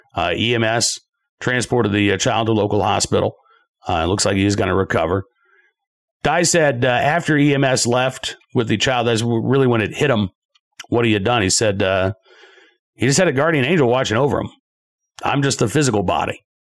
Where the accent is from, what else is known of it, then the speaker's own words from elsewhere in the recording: Massachusetts, United States; moved away; I was born in the state of Massachusetts